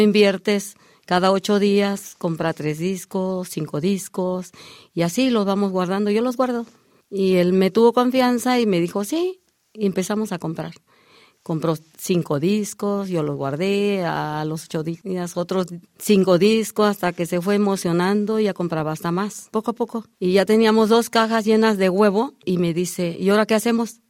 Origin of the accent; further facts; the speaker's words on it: Chiapas, Mexico; moved away; yo llego de Chiapas porque yo soy nacida en Chiapas